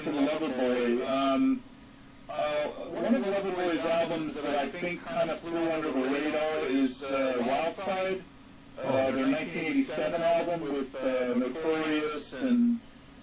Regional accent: Fountain Valley, California, United States; I'm from Fountain Valley, California, which is actually right next door to Santa Ana.

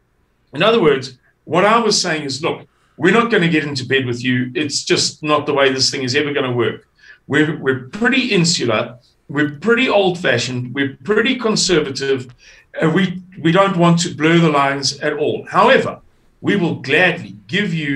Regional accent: Amanzimtoti, KwaZulu-Natal, South Africa; I come from KwaZulu-Natal. I come from Amanzimtoti

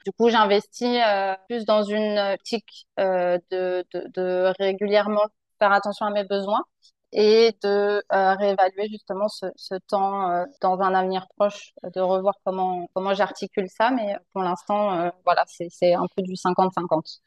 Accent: France; moved away as an adult

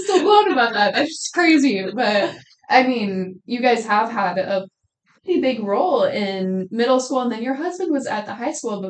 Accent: York, United States; I grew up in York Public Schools. I mean, I went to high school there

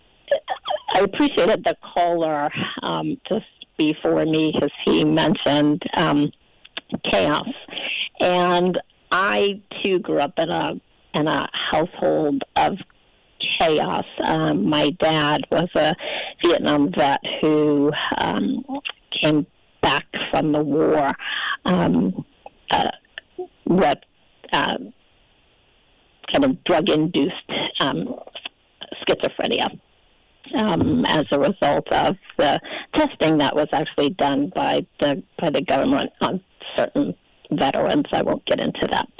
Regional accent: Charlotte, North Carolina, United States; I'm from Charlotte, North Carolina

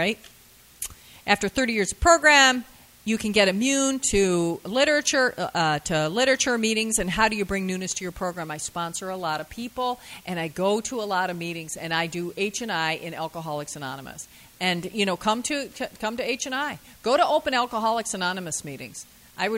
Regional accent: Lansing, Michigan, United States; I'm from Lansing, Michigan

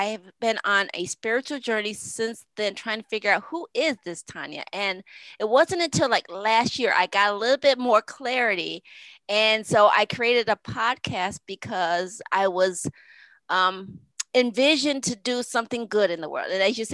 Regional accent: Connecticut, United States; I'm from Connecticut. So that's what we do. We walk cornfields when I was a kid

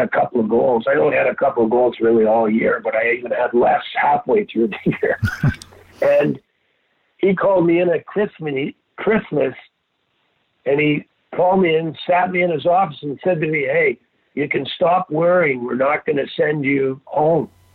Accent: Montreal, Quebec, Canada; moved away; two months into my life, we moved to Montreal

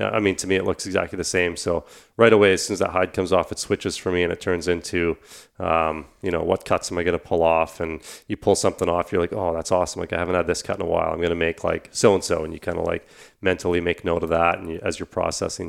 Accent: Canada; I think we all kind of identify as Canadians, uh, first and foremost

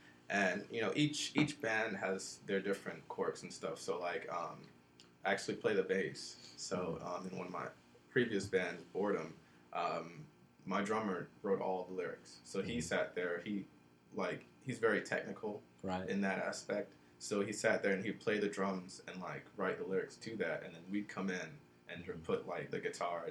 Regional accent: New York, United States; also born or lived in Jamaica; now in Georgia, United States; From New York. Not born and raised, but I am from New York. Spent some time in Jamaica. Came to Georgia.

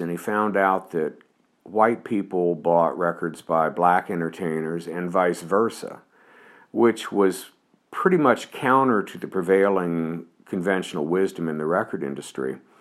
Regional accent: Dayton, Ohio, United States; I grew up in Dayton, Ohio

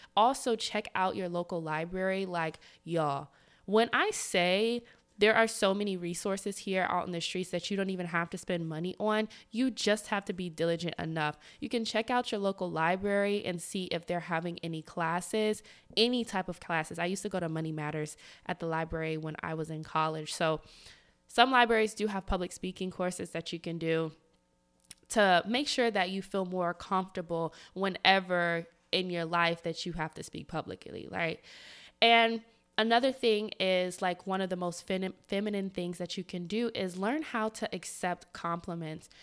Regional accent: the South, United States; I'm from the South

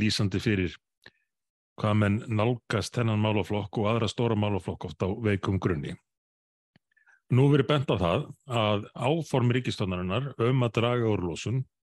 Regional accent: Reykjavík, Capital Region, Iceland; í Breðolti mínu gamla hverfi

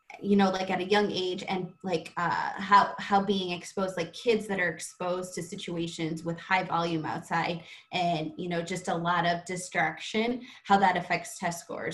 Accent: South Dakota, United States; I grew up in South Dakota, in a small town of South Dakota. Diversity for me was if you're a Lutheran or Catholic

